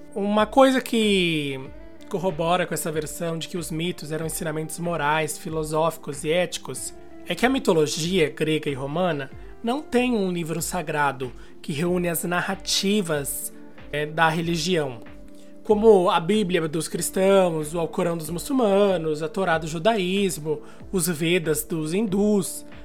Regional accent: São Paulo, Brazil; eu sou aqui de São Paulo

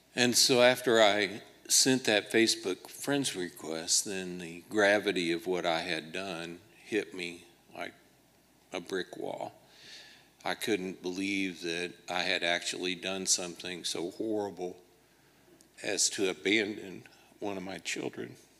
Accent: Liberty, Missouri, United States; my hometown of Liberty, Missouri

